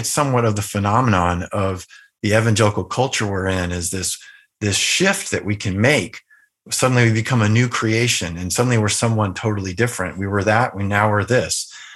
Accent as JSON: {"language": "English", "region": "Northern Virginia", "country": "United States", "tie": "born or raised there", "also_born_or_lived": "Southern California", "said": "we moved from Southern California to Northern Virginia, which was the outskirts of, uh, the Washington, D C area"}